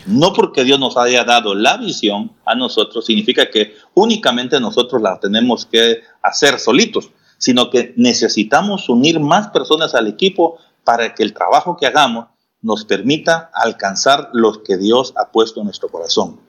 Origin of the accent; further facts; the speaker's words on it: Guatemala; acá en Jutiapa, y al mismo tiempo pues nos ha permitido extendernos más allá de las fronteras de nuestro país